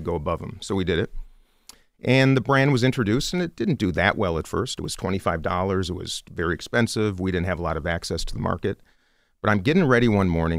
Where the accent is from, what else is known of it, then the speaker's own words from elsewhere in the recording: Minnesota, United States; I come from Minnesota